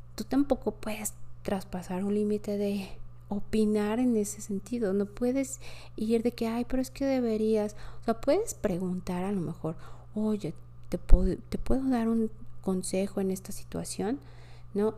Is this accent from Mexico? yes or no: yes; Mexico City, Mexico; also born or lived in France; Yo soy de la Ciudad de México